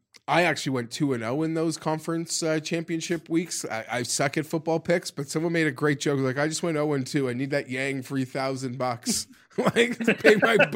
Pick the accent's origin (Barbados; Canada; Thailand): Canada; Although Warren versus Trump would be like, I'd bring the popcorn. Like as a Canadian.